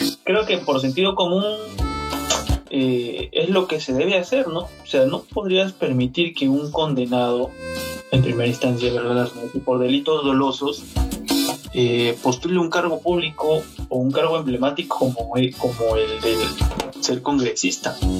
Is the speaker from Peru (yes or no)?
yes; Peru; como peruanos